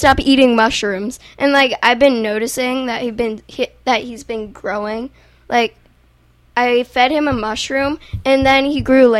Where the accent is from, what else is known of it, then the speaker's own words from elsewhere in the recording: New Jersey, United States; I'm from New Jersey